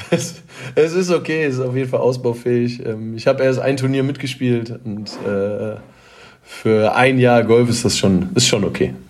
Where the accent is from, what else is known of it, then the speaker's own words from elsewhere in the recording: Detmold, North Rhine-Westphalia, Germany; Ich komme aus Detmold oder bin in Detmold